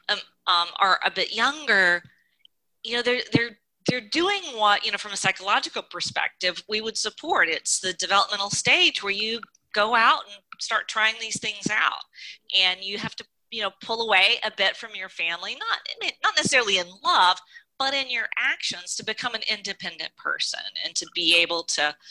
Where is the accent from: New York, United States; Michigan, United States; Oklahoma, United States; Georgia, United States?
Georgia, United States; my background, I grew up in Georgia.